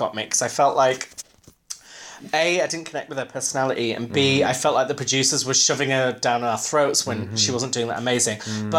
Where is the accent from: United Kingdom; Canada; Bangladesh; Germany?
United Kingdom; Yorkshire and the Humber; I'm from Yorkshire